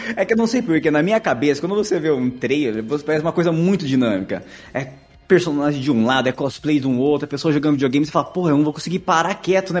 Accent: Itatiba, São Paulo, Brazil; eu sou de Itatiba, interior de São Paulo

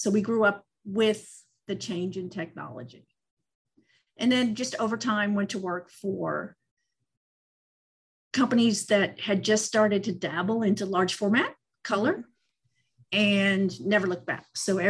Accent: Northeast, United States; now in Florida, United States; my hometown in the Northeast

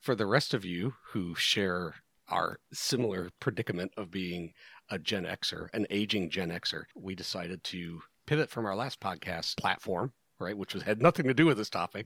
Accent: Rust Belt, United States; I grew up in a Rust Belt, tiny little shit-ville town

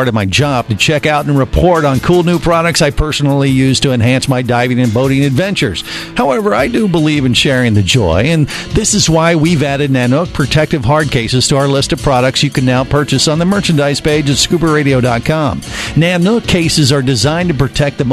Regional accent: United States; I'm the American amongst us.

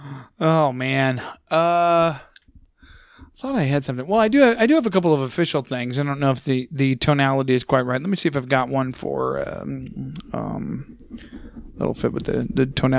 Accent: United States; I'm an American.

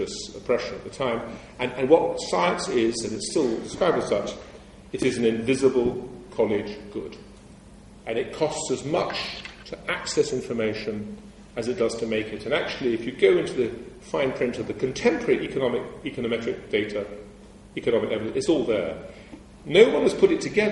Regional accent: England, United Kingdom; I'm English

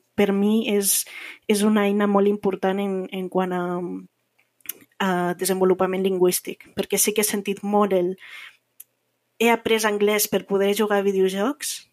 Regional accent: Andorra; moved away as an adult; now in Barcelona, Spain; tinc un accent una miqueta diferent. Eh, soc andorrana i eh, sí que porto visquent a, a Barcelona uns anys

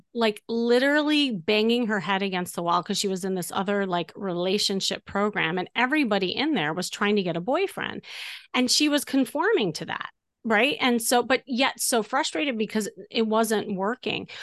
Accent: Chicago, Illinois, United States; moved away as an adult; now in Los Angeles, United States; from Chicago

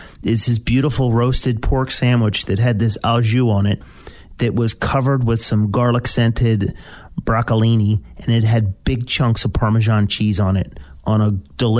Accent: Philadelphia, Pennsylvania, United States; So I grew up in South Philadelphia.

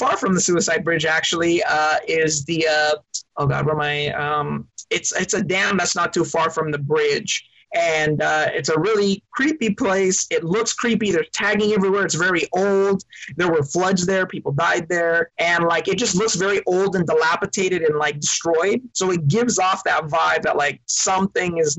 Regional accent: Long Beach, California, United States; I was born in Long Beach, California.

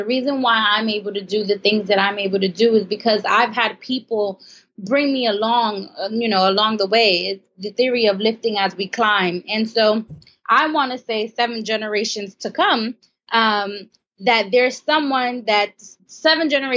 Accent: Brooklyn, New York, United States; I grew up in Brooklyn, New York.

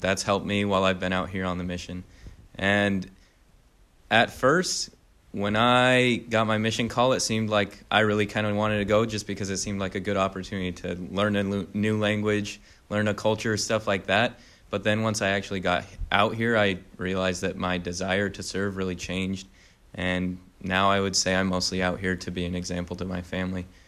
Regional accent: St. George, Utah, United States; moved away as an adult; now in Dayton, United States; I'm originally from Saint George, Utah, been there basically my whole life

